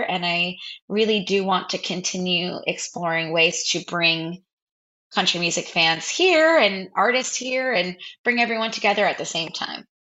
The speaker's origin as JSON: {"language": "English", "region": "New Jersey", "country": "United States", "tie": "born or raised there", "also_born_or_lived": "Brooklyn, New York", "said": "i grew up in new jersey I was born in Brooklyn, but then moved to New Jersey"}